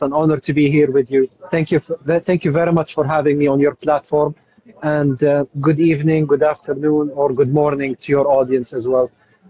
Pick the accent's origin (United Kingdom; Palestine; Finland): Palestine; Jerusalem; now in Gaza, Palestine; I came to Gaza around 2 years ago. I'm originally from Jerusalem. My wife is originally from Gaza.